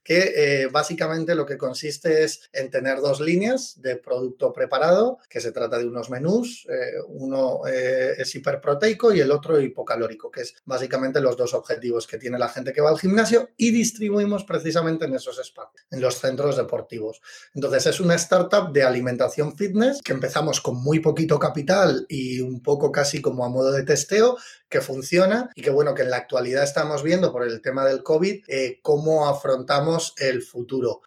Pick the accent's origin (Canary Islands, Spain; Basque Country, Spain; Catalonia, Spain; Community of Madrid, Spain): Community of Madrid, Spain; Madrid; Yo soy de Madrid y estudié en el Instituto Europeo de Design una beca al mérito